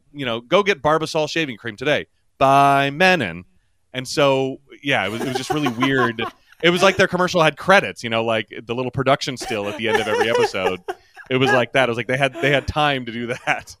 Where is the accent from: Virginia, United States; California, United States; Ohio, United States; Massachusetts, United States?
Virginia, United States; Yorktown; my hometown in Yorktown, Virginia